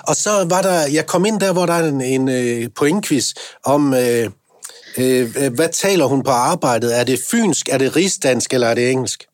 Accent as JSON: {"language": "Danish", "area": "North Jutland", "region": "North Denmark Region", "country": "Denmark", "moved": "yes", "said": "i Nordjylland, ja hvor jeg kommer fra"}